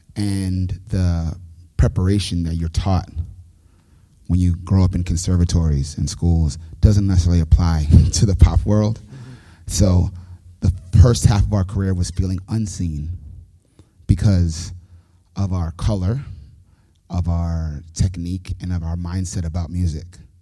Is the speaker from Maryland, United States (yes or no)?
no; New York City, New York, United States; moved away as an adult; now in Nashville, United States; born and raised in New York City